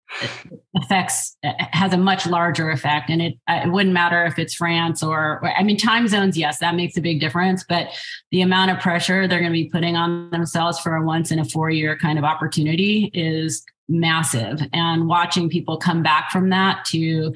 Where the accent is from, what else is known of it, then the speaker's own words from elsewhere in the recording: United States; as an American